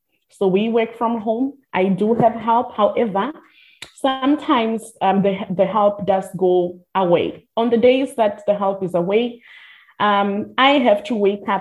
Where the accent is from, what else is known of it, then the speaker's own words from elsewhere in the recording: Limpopo, South Africa; now in Cape Town, South Africa; I am from the Limpopo province. I'm a vendor